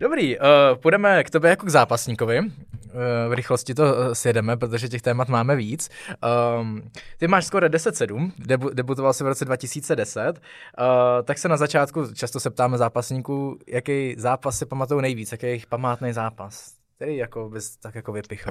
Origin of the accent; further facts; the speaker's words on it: Czechia; u nás v Čechách